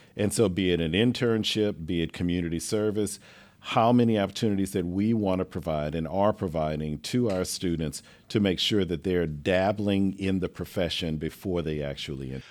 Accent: Lake Charles, Louisiana, United States; moved away as an adult; also born or lived in New Orleans, Louisiana; now in Houston, United States; I grew up in Lake Charles, Louisiana

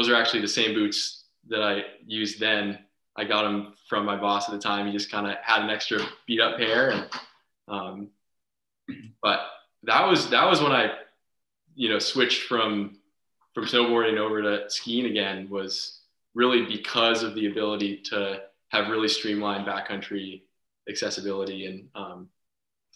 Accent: Charlotte, Vermont, United States; also born or lived in Huntington, Vermont / Colorado; I grew up in Charlotte

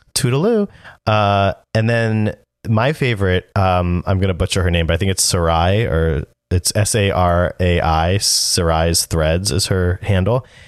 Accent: New Jersey, United States; moved away as an adult; also born or lived in West Haven, Connecticut / Boston; I was from New Jersey

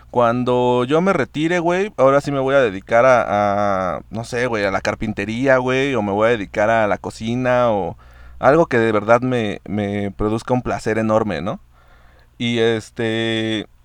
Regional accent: Mexico; Como buena mexicana nomás sonreí y afirmé con la cabeza, pero ni había entendido qué pedo.

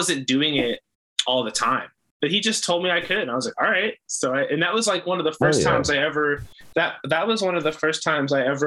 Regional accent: Marshfield, Massachusetts, United States; my childhood and growing up in Marshfield specifically

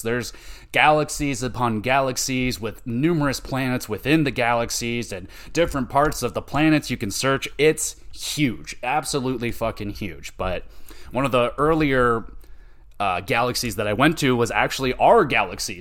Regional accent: Canada; I am Canadian

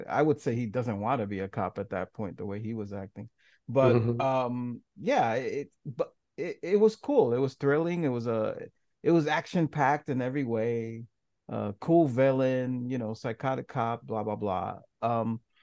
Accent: New York City, New York, United States; I grew up in New York City in a certain ghetto

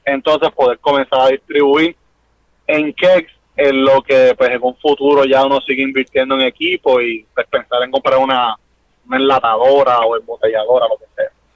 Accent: Naranjito, Puerto Rico; moved away as an adult; also born or lived in Bayamón; now in Quebradillas, Puerto Rico; Yo soy nosotros de Naranjito.

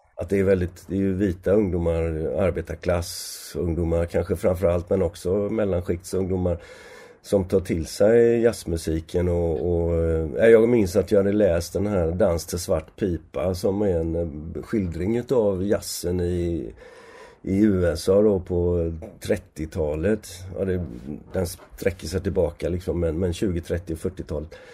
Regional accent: Gothenburg, Västra Götaland, Sweden; also born or lived in Oslo / London; jag är född 1951 här i Göteborg och eh, har växt upp här i, i stan.

